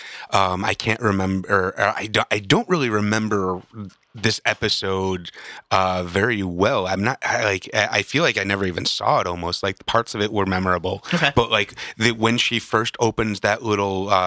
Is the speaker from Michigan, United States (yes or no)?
no; Chicago, Illinois, United States; I am from Chicago